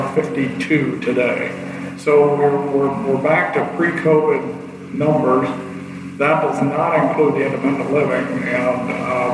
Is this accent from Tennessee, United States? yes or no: no; Kalona, Iowa, United States; I was born and raised in Kelowna. I grew up down the street from where I work